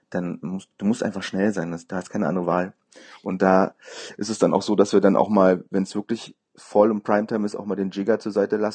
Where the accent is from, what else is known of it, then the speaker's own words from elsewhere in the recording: Berlin, Germany; Genau, ich bin ein richtiger Berliner.